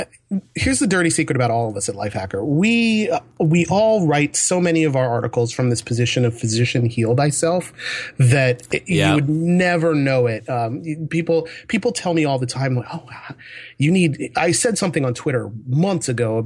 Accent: Hawaii, United States; born there; I was a military brat when I was a kid, so I was born in Hawaii of all places, and not that I remember very much from it.

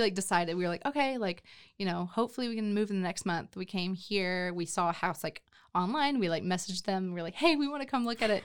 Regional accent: McKinney, Texas, United States; moved away as an adult; also born or lived in Los Angeles / Nashville / Detroit; now in Waco, United States; grew up in McKinney

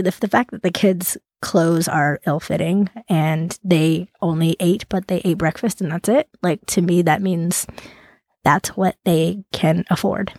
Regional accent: Central California, United States; I grew up in Central California

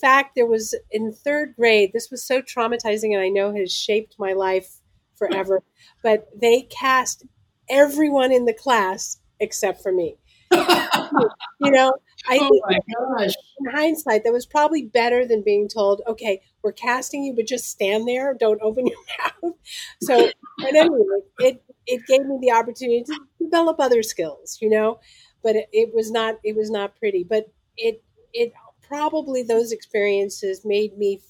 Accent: Los Angeles, California, United States; growing up in Los Angeles, I was very fortunate

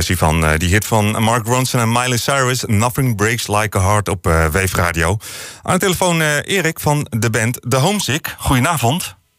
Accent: Netherlands

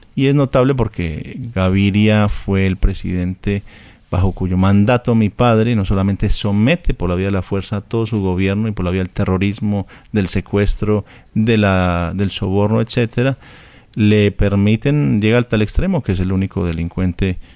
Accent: Colombia

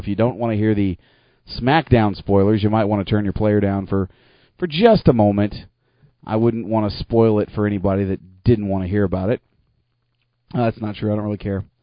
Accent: United States; now in Canada; I'm not a Canadian. I'm just an American living in Canada.

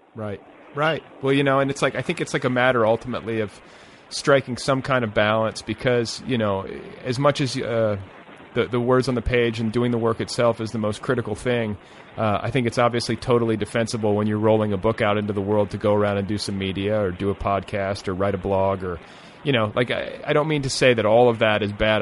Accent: Indiana, United States; moved away as an adult; also born or lived in Colorado; I was from Indiana

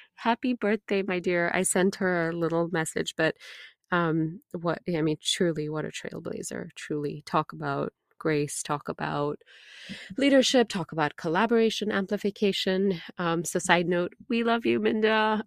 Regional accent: India; moved away; as an Indian woman, an immigrant woman

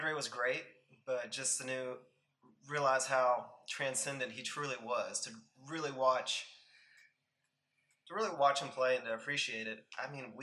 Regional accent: Texas, United States; moved away; also born or lived in the Carolinas; being a Texan was just because I was from Texas, and living in the Carolinas

